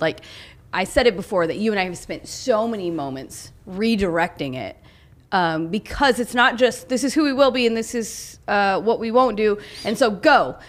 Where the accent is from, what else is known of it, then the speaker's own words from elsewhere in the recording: Oklahoma, United States; I grew up in Oklahoma